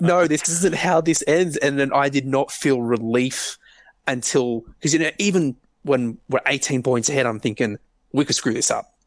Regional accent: Australia; I'm Australian

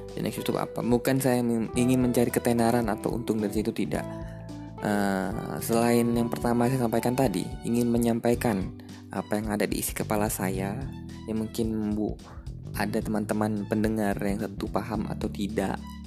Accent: Madura, East Java, Indonesia; moved away; saya adalah orang Madura yang merantau

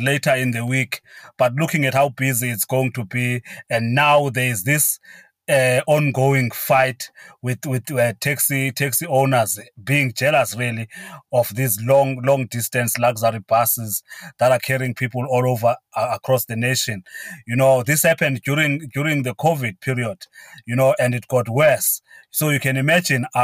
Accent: Mount Frere, Eastern Cape, South Africa; Mount Frere, which is my hometown

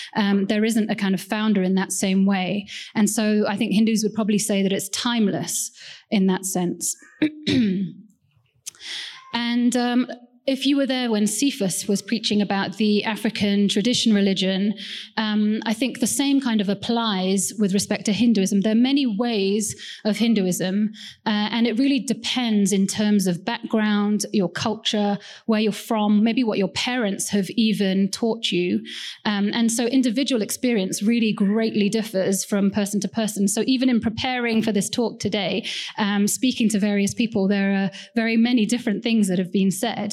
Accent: Wales, United Kingdom; also born or lived in Kerala, India; I don't sound that Indian. Actually, I was born in the UK. My parents are from India, and they moved when they, as shortly after they got married, to the UK in a place called Wales

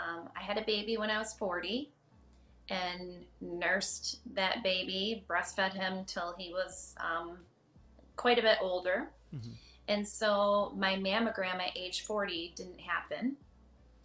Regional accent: Grand Rapids, Michigan, United States; I was born in Grand Rapids. My parents were born in Grand Rapids. My grandparents are from Grand Rapids.

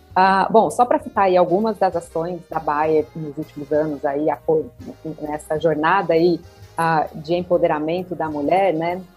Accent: Olímpia, São Paulo, Brazil; moved away as an adult; also born or lived in Ribeirão Preto; now in São Paulo, Brazil; Eu sou natural de Olímpia, interior de São Paulo

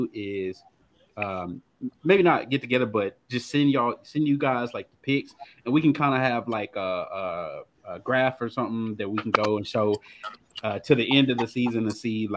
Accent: Alabama, United States; I born and raised in Alabama

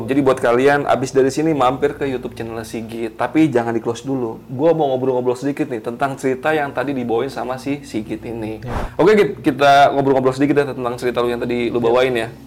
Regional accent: Kebumen, Central Java, Indonesia; karena iya di kampung gue juga di daerah Kebumen itu dulu pernah ada kejadian mirip

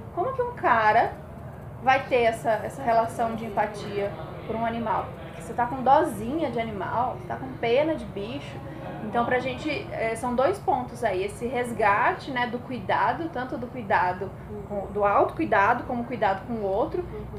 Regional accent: São Paulo, Brazil; eu sou de São Paulo

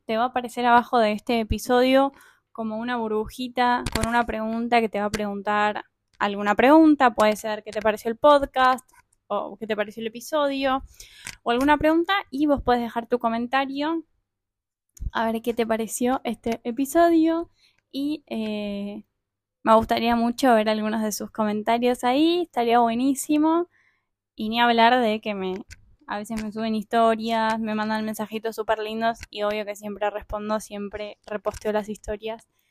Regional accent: Argentina; moved away as an adult; como todo argentino

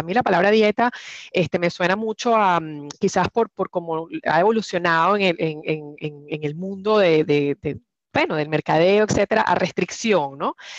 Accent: Venezuela; now in Houston, United States; soy venezolana, tengo 20 años fuera de Venezuela, en eh, Houston los últimos 14

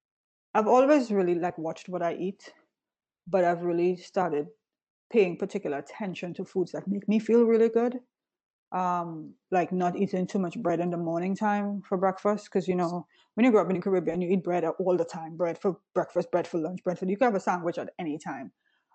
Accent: Florida, United States; now in New York, United States; I came from Florida and I was in optimal health there.

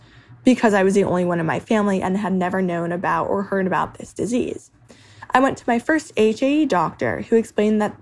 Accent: New Jersey, United States; moved away as an adult; now in Pittsburgh, United States; I'm from New Jersey and I'm 21 years old

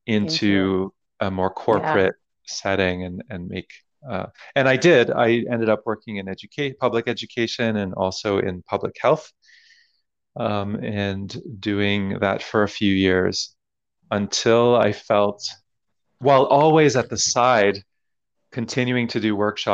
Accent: Toronto, Ontario, Canada; moved away as an adult; now in Montreal, Canada; When I moved to Montreal, I'm originally from Toronto.

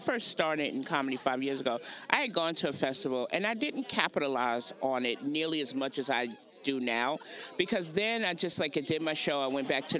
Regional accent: New York City, New York, United States; moved away as an adult; now in Charlotte, United States; So I'm originally from Brooklyn, New York, but I now live in Charlotte, North Carolina. I've been in Charlotte for since 2003

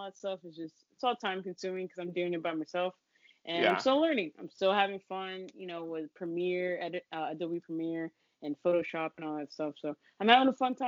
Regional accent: Fontana, California, United States; now in New York, United States

